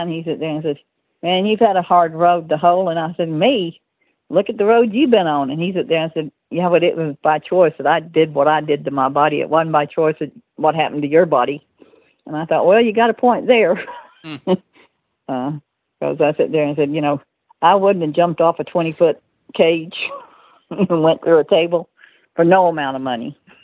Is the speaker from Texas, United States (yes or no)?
yes; Texas, United States; I'm from Texas